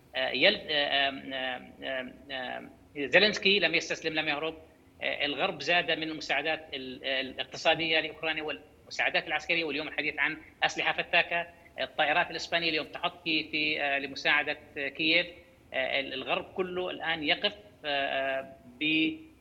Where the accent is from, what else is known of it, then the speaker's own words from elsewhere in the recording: Jordan; عندنا بالاردن